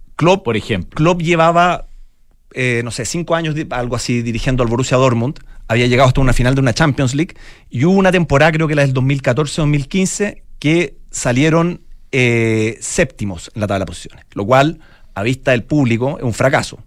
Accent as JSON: {"language": "Spanish", "town": "Santiago", "region": "Santiago Metropolitan Region", "country": "Chile", "tie": "born or raised there", "said": "Mi, mamá es valdiviana, yo nací y criado en Santiago"}